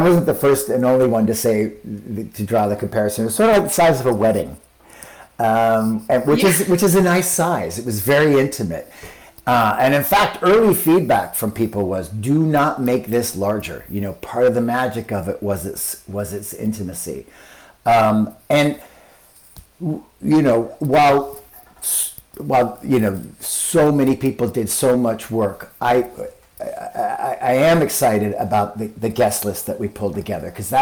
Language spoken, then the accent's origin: English; Utah, United States; moved away; I grew up in Utah